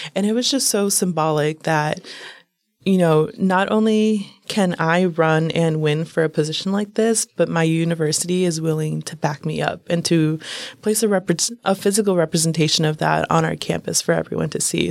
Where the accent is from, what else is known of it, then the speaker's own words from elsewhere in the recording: United States; I was born here in the United States